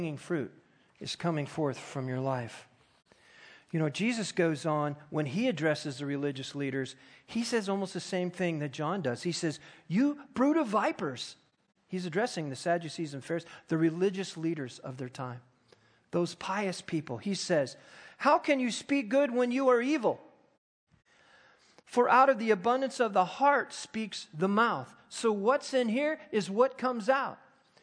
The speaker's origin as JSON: {"language": "English", "country": "United States", "said": "I'm an American"}